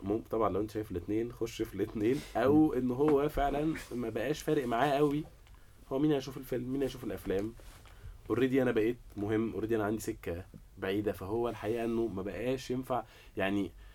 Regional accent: Egypt; انا مواطن مصري

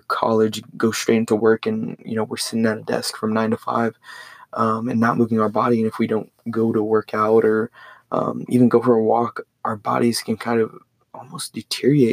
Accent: Port Lavaca, Texas, United States; Went to high school in Port Lavaca, Texas, super small town

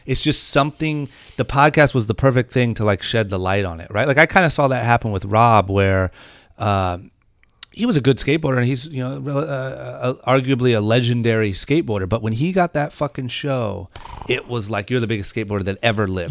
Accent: Ohio, United States; now in Los Angeles, United States; when I was growing up in Ohio

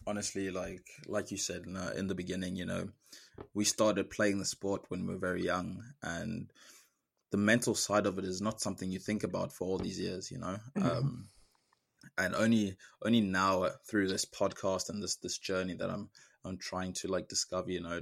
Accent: South Africa; moved away as an adult; now in United States; being the only South African and then also the only person from southern of Africa

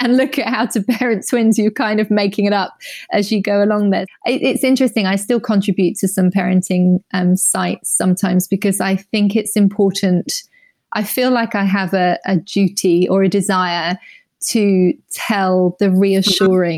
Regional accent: Surrey, South East England, United Kingdom; I grew up in Surrey, going to Sunday school

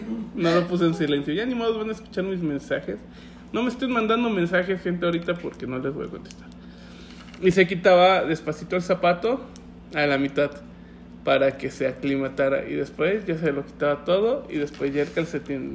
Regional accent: Puebla, Mexico; now in Guadalajara, Mexico; Yo soy poblano por nacimiento

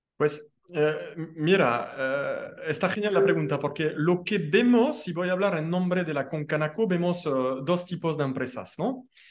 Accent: France; now in Mexico; como buen francés

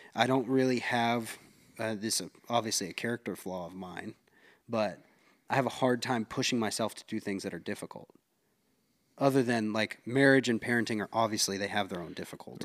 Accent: Concord, North Carolina, United States; we're both from Concord, North Carolina

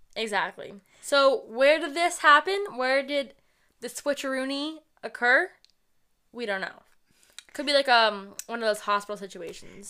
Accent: New England, United States; we're from New England. We live in a town near Boston. We've lived in New England our entire lives, several different cities and towns all over

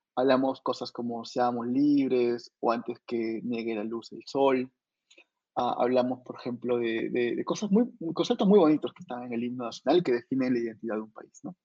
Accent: Arequipa, Peru; yo soy de una universidad nacional, vengo de Arequipa

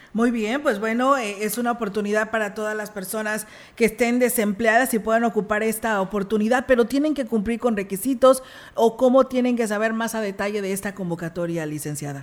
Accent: Mexico; somos mexicanos

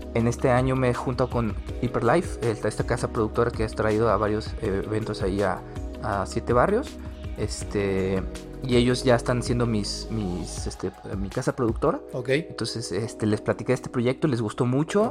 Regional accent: San Luis Potosí, Mexico; yo soy yo orgullosísimamente potosino

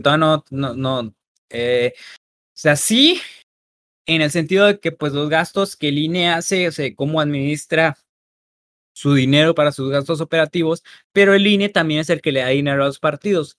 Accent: Mexico; nosotros como mexicanos

